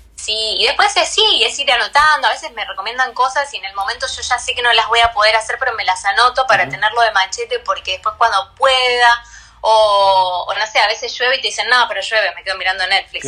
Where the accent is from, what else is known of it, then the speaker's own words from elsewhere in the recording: Buenos Aires, Argentina; Yo soy porteña, nací acá de toda la vida